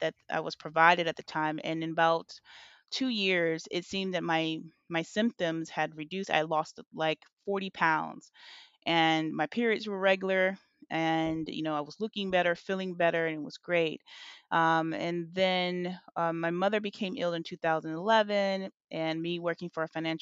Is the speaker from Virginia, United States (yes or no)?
yes; Virginia Beach, Virginia, United States; also born or lived in Illinois; I always say that I landed in Virginia, and that's where I was raised. So Virginia Beach, Virginia